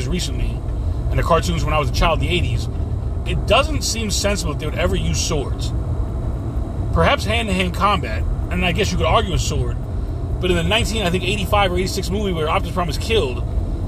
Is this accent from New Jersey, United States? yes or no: no; New York City, New York, United States; moved away; I was born in New York to second-generation Hispanic parents